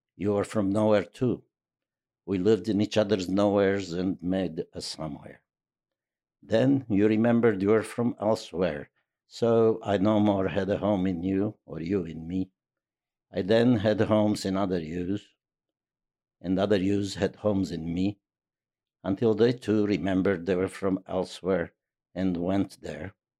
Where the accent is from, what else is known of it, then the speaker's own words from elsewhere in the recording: Transylvania, Romania; moved away; also born or lived in New York; I could say from Transylvania